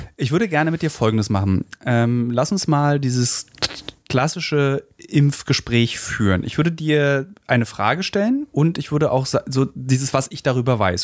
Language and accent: German; Berlin, Germany; ich als Berliner